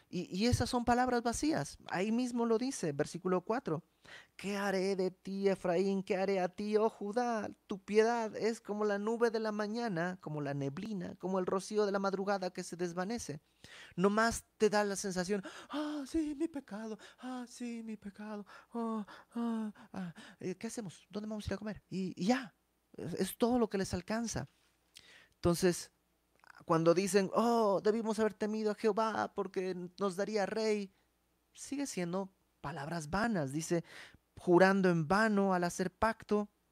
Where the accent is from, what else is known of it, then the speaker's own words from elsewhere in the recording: Mexico; moved away; dijéramos en México